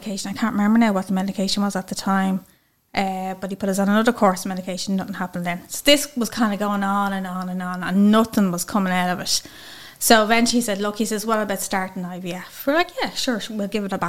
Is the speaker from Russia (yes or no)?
no; County Dublin, Leinster, Ireland; I'm from Wine St Albans, County Dublin